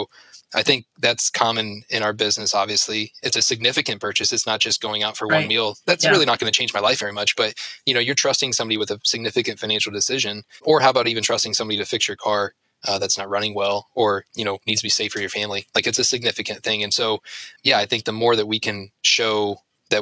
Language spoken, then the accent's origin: English; Ashland, Ohio, United States; I grew up in Ashland, went to school in Ashland and everything else.